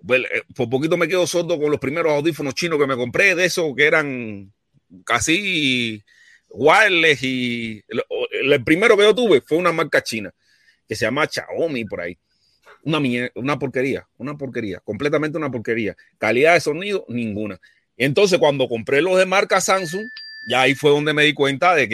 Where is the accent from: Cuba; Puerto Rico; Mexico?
Cuba; Yo soy un cubano que piensa en libertad y que no se deja llevar por el croqueterismo de Miami, ni tampoco por las manipulaciones de la dictadura.